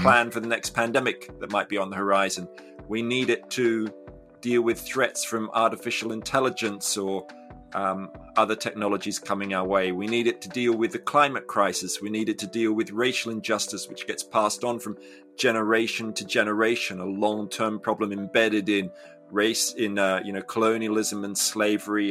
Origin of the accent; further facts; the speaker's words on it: Australia; I grew up in Australia